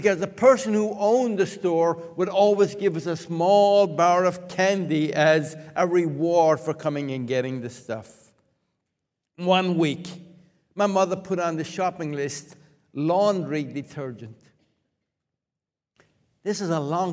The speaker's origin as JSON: {"language": "English", "town": "Limerick", "region": "Munster", "country": "Ireland", "tie": "born or raised there", "moved": "yes", "said": "Many years ago, I was growing up in Limerick, Ireland."}